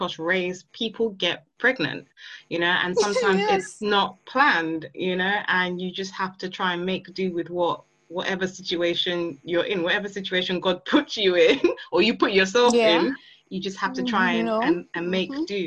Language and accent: English; Nigeria; now in London, United Kingdom; I'm Nigerian, so I've still got family members that are there.